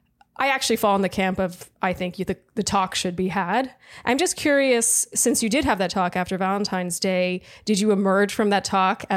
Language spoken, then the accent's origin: English; Canada; I just have to say that as a Canadian